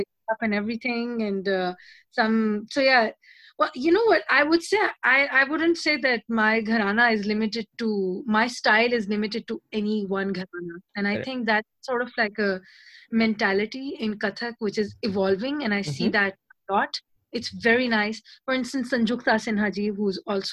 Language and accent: English; Pakistan; now in Lyon, France; I have such a mixed history of being a Pakistani, learning from my Bengali Christian Hindu teacher in Pakistan